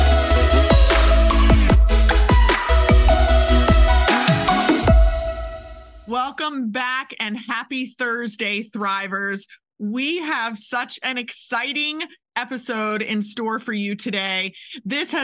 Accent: Maryland, United States; now in Kentucky, United States; I'm from Maryland and have spent half my life in Kentucky

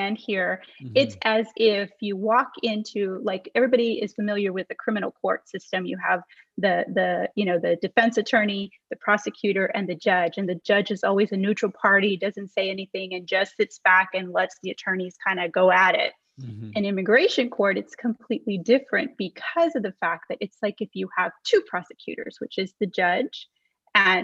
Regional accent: Texas, United States; I grew up in Texas. I'm from here. My family's from here

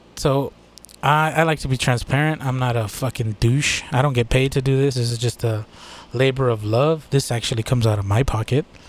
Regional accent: United States; I'm from the United States

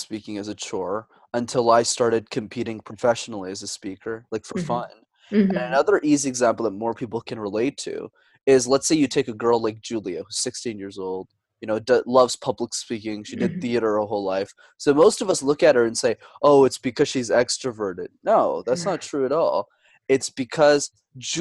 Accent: Montreal, Quebec, Canada; I was born and raised in Montreal up in Canada

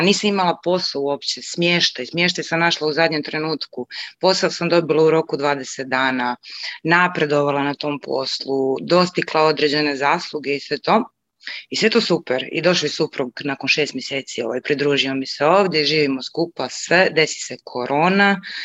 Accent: Rijeka, Primorje-Gorski Kotar County, Croatia; moved away as an adult; now in Norway; inače sam iz Rijeke, iz Hrvatske

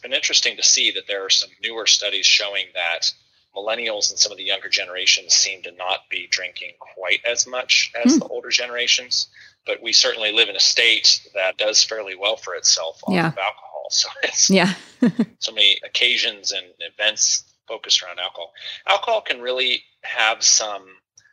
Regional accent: Oregon, United States; moved away as an adult; also born or lived in Kentucky; now in Louisville, United States; I grew up out in Oregon, more or less.

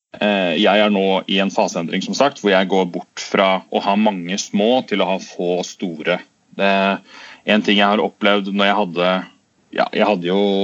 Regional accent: Tønsberg, Vestfold, Norway; moved away as an adult; also born or lived in London / Dubai; jeg er fra Tønsberg-området, men etter at jeg ble voksen, så har jeg bodd i utlandet nesten hele, hele, tiden.

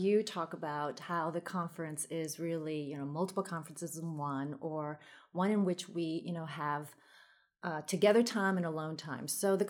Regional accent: Queens, New York, United States; And I grew up in Queens, so people say, why don't you have a Queens accent? I think it's because, you know, I had a dual language growing up, so spoke Taiwanese at home and then English outside.

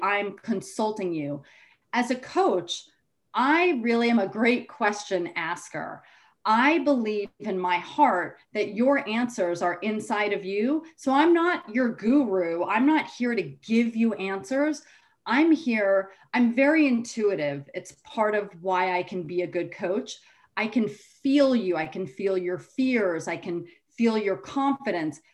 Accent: Rye, New York, United States; I grew up in Rye, New York, which is Westchester

